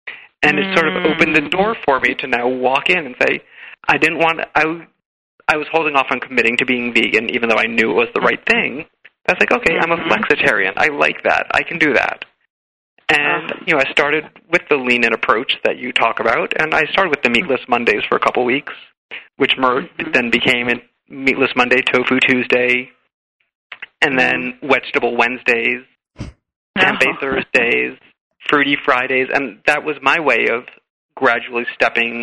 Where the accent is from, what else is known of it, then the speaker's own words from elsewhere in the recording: New York, United States; I'm actually from New York.